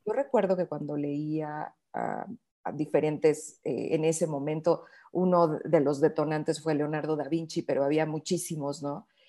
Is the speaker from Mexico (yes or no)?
yes; Sierra of the Mexican Bajío, Mexico; now in Mexico City, Mexico; soy de México, soy de la zona de la Sierra del Bajío mexicano.